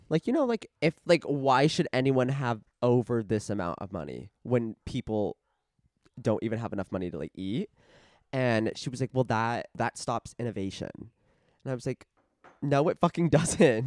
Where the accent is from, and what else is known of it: Casa Grande, Arizona, United States; born or raised there